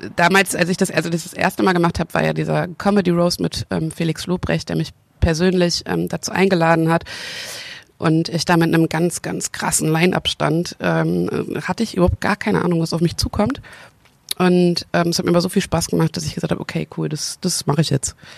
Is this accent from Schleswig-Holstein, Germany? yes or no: no; Hagen, North Rhine-Westphalia, Germany; moved away; Also ich bin in Hagen geboren worden und ähm, dann sind wir weggezogen und ich bin in, in der Pubertät sind wir nochmal nach Hagen zurückgezogen, nach Hagen-Haspe. Und da habe ich äh, dann nochmal einen Großteil meiner Jugend verbracht